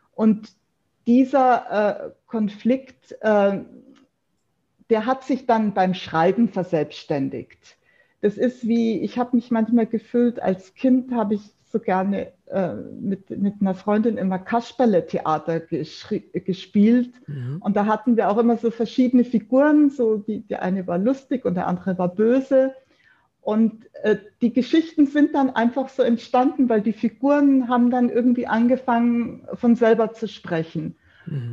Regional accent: Munich, Bavaria, Germany; ich bin in Giesing aufgewachsen, äh, besser gesagt in Untergiesing. Und ich lebe jetzt seit über 25 Jahren in Obergiesing.

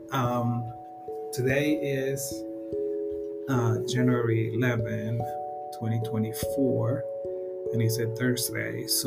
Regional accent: Panama; moved away as an adult; now in United States; I am originally from Panama. Um, I have lived here in the United States for almost 30 years.

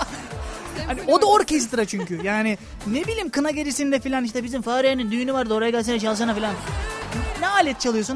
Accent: Kırklareli, Turkey; ben de Kırklareliyim.

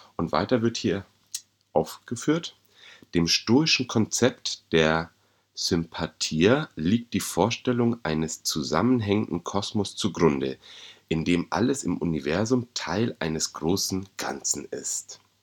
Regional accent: Bavaria, Germany; als Bayer, als Deutscher, als Europäer

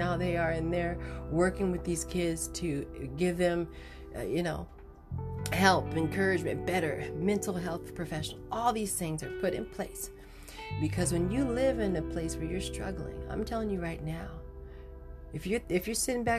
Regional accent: Chicago, Illinois, United States; Growing up in Chicago and in the inner city and South Side and all those places

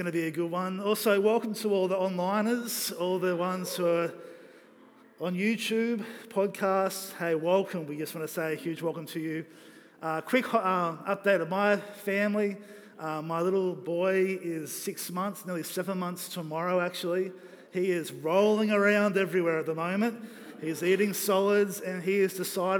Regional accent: Australia; I'm three quarters Kiwi, but I'm still an Aussie

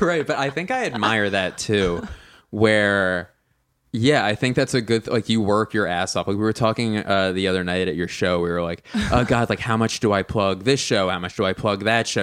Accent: Philadelphia, Pennsylvania, United States; now in Los Angeles, United States; I don't say I'm like from LA because I'm from Philly

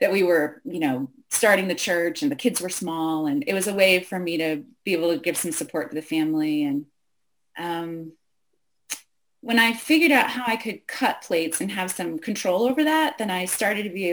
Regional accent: Western Pennsylvania, United States; moved away as an adult; also born or lived in New York City / Boston / Michigan; I grew up in Western Pennsylvania, country kid

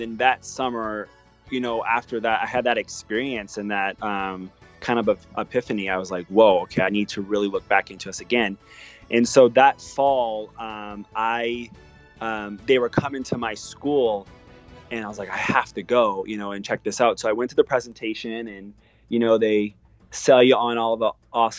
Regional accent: Louisiana, United States; So I grew up in Southeast Louisiana, so not too far, about maybe 11-hour drive to Orlando.

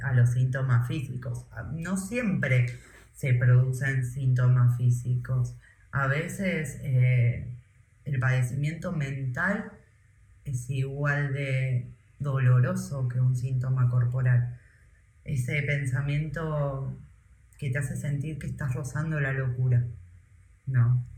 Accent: Argentina; moved away as an adult; me fui llorando de Argentina

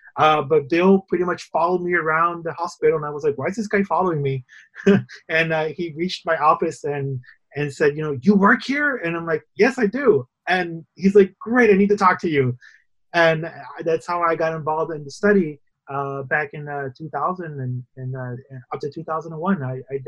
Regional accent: Ponce, Puerto Rico; moved away; also born or lived in Bethesda, Maryland; we're both from Puerto Rico. In fact, we're both from the same hometown of Ponce

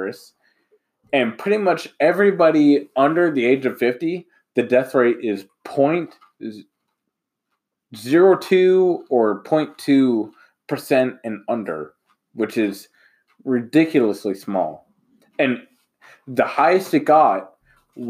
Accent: United States; I'm an American

